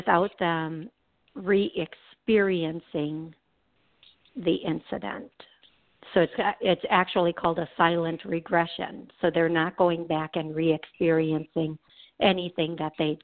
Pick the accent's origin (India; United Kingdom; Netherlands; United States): United States; Milwaukee, Wisconsin; I'm from Milwaukee